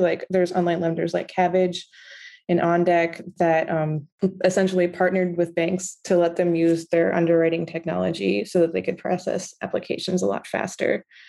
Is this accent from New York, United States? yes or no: yes; New York, United States; also born or lived in Beirut; I grew up in New York. I went to public schools